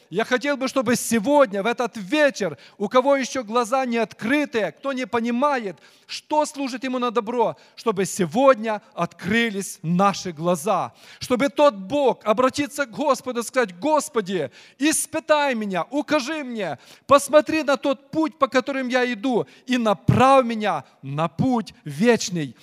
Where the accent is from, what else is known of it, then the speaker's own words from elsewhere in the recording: Ukraine; moved away; я украинец